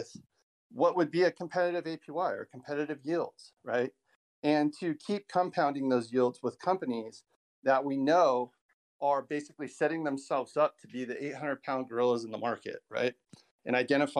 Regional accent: California, United States; my home state of California

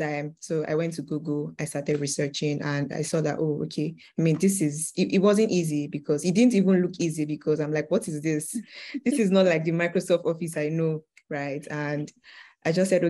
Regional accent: Osun, Nigeria; now in Dubai, United Arab Emirates; I'm from Osun State in Nigeria, but I'm based in Dubai.

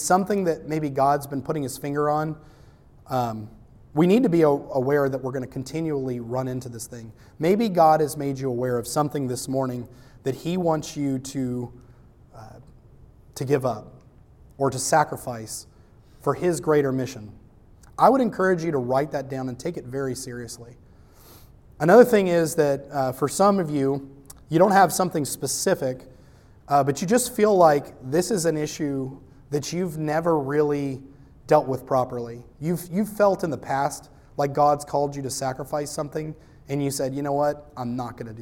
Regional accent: United States; I'm American

